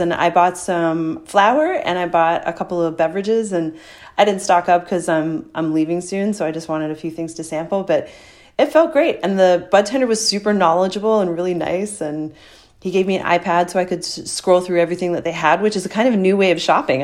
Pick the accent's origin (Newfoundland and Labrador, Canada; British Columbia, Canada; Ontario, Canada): Newfoundland and Labrador, Canada; St. John's; moved away; hanging out in my hometown